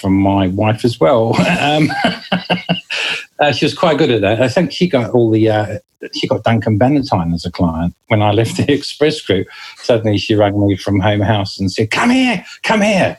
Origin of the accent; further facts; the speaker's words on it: New Zealand; moved away as an adult; now in United Kingdom; you can probably notice the accent. I do come from New Zealand originally, and I landed in this country in 1999 and never looked back.